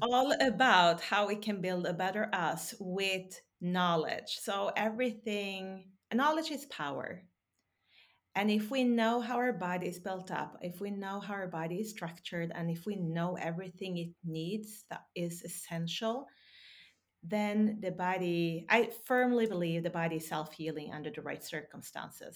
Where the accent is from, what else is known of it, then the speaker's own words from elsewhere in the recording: Sweden; also born or lived in Texas; now in Norway; I grew up in Sweden